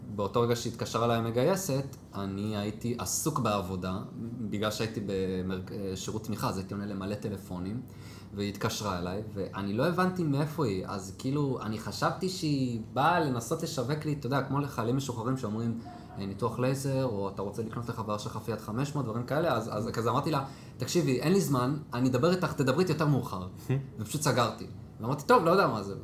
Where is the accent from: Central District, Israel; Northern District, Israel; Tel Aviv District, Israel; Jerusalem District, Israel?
Jerusalem District, Israel; Jerusalem; moved away as an adult; now in Haifa, Israel; גדלתי בשכונת גילה שהייתי קטן, אחרי זה עברנו לבית הכרם